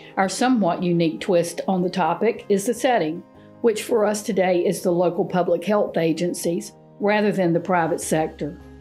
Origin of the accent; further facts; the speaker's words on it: Eastern North Carolina, United States; growing up in Eastern North Carolina.